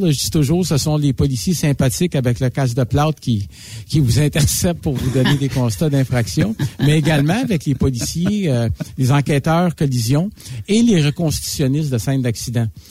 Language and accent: French; Montreal, Quebec, Canada; je suis natif de Montréal